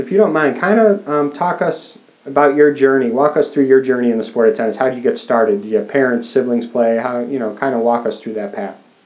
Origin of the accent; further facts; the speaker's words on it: Chicago, Illinois, United States; I'm from Chicago